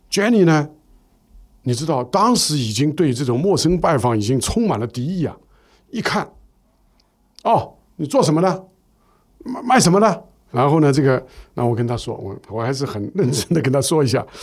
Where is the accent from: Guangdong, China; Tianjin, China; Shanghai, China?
Shanghai, China; 我们是上海人，我所以我们上海那个时候呢